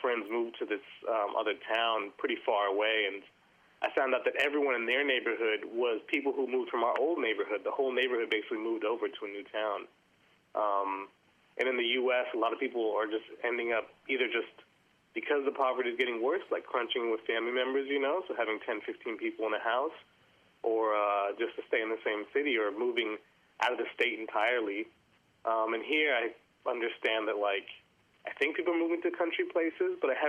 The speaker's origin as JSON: {"language": "English", "town": "Oakland", "region": "California", "country": "United States", "tie": "born or raised there", "moved": "as an adult", "lives_now": "Melbourne, Australia", "said": "I'm actually from Oakland, California, which is right next to San Francisco."}